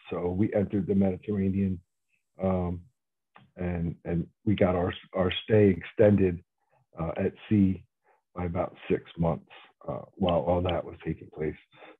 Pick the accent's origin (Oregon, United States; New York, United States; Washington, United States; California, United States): New York, United States; New York City; Young fellow growing up in the city. I grew up in Brooklyn, New York.